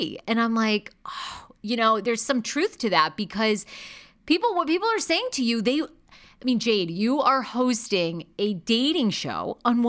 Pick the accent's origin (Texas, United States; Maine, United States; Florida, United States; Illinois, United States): Maine, United States; accent: Maine; I really worked to get rid of my Maine accent. I didn't want people to know that I was from Maine.